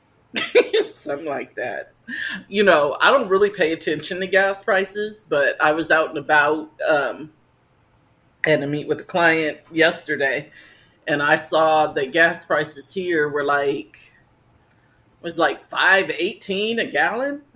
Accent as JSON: {"language": "English", "region": "New Jersey", "country": "United States", "tie": "born or raised there", "moved": "yes", "said": "I guess my hometown, not so much yours, but. Nah, Jersey"}